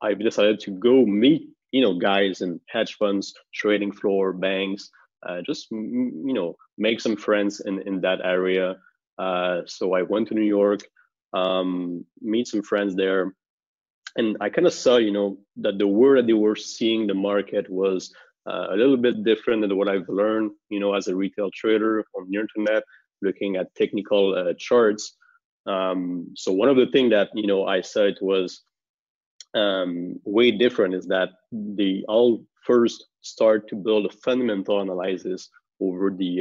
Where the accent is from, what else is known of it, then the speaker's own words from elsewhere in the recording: Montreal, Quebec, Canada; I'm from Montreal, Canada